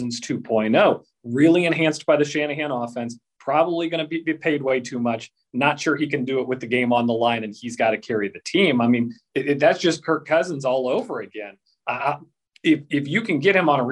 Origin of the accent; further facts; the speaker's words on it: Kansas, United States; moved away; I grew up in Kansas